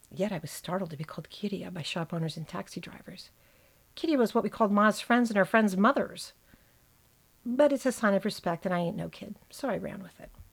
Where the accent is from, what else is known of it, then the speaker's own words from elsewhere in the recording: New Jersey, United States; growing up in New Jersey